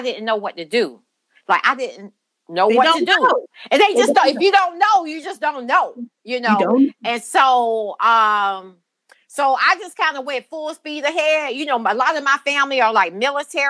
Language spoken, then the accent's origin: English; Brunswick, Georgia, United States; I'm from Brunswick, Georgia. That's where I was born and raised